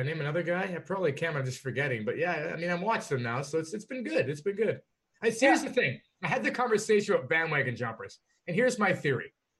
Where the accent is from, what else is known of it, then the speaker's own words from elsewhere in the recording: Canada; I'm Canadian